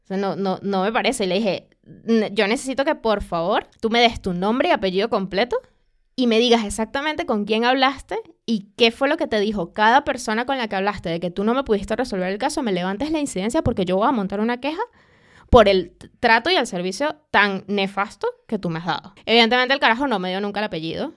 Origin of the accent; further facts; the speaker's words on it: Venezuela; moved away; vengo de Venezuela, yo tuve ABA, yo tuve que pelear con CanTV